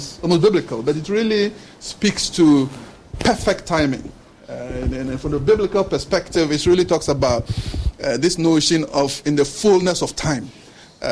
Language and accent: English; Ghana; moved away as an adult; also born or lived in Norway / Denmark; as a Ghanaian